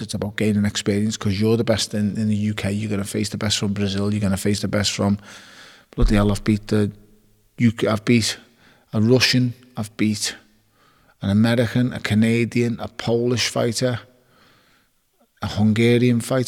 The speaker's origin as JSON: {"language": "English", "town": "Liverpool", "region": "North West England", "country": "United Kingdom", "tie": "born or raised there", "said": "I was born on Kingsley Road in Toxteth and I was raised in Wavertree off Smithdown Road."}